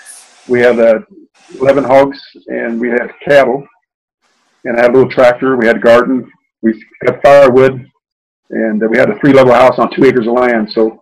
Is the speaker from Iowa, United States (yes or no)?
yes; Des Moines, Iowa, United States; Yes, I was born in 1951. And I was born in Des Moines, Iowa